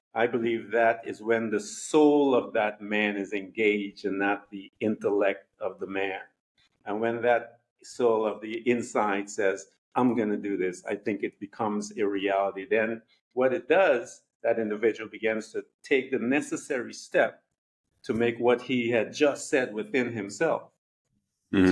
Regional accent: Guyana; I'm from Guyana

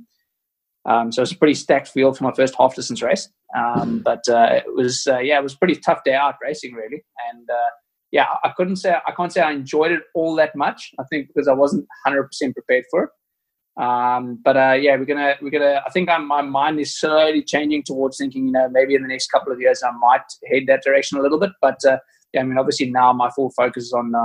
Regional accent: Cape Town, Western Cape, South Africa; I grew up on a farm just outside of Cape Town

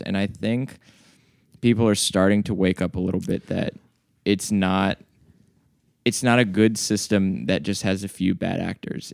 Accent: the South, United States; I was like 14, growing up in the South as a white dude

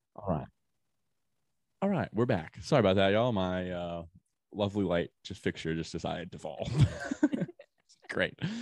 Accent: Florida, United States; I'm from Florida

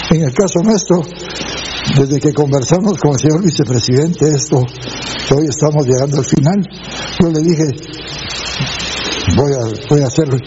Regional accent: Guatemala; todos los que somos guatemaltecos y que queremos a Guatemala

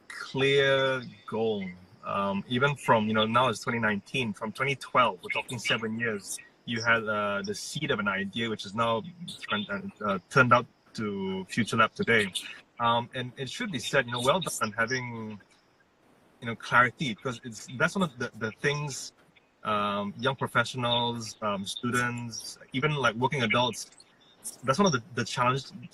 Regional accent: Brunei; now in Australia; I'm currently living in Australia, but I'm originally from Brunei.

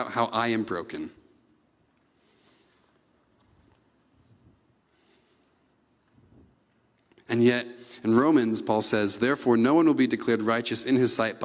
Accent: Gig Harbor, Washington, United States; now in Bremerton, United States; a suburbanite growing up in Gig Harbor

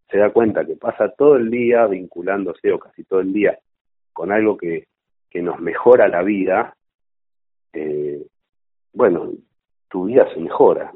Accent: Mar del Plata, Buenos Aires Province, Argentina; yo soy de, Mar del Plata

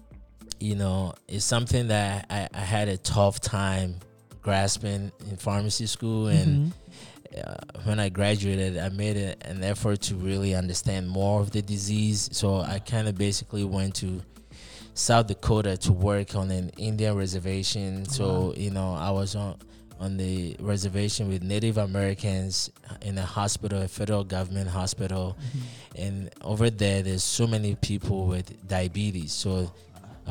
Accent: Ghana; also born or lived in Connecticut, United States; now in Colorado, United States; I'm actually a Ghanaian. I was born in Ghana, in Africa, in West Africa. So I've been in the United States for quite some time

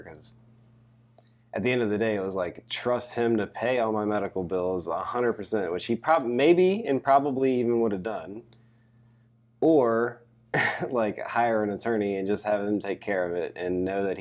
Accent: Middle Peninsula, Virginia, United States; Eastern, like Middle Peninsula, Virginia

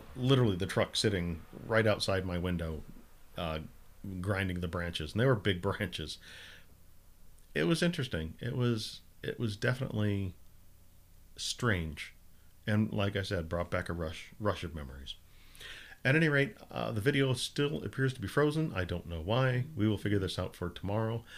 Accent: Minnesota, United States; I grew up in Minnesota

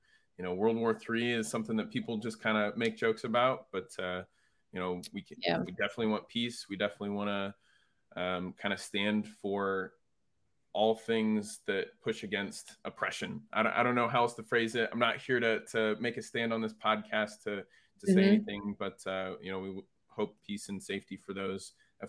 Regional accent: Omaha, Nebraska, United States; back in Omaha, Nebraska, when you were selling books in my hometown.

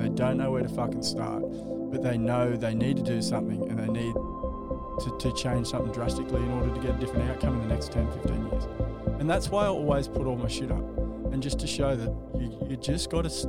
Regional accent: Surfers Paradise, Queensland, Australia; also born or lived in Western Sydney; you moved up to the Gold Coast when I was 13 from Western Sydney. Grew up in Surfers Paradise. I still live there today.

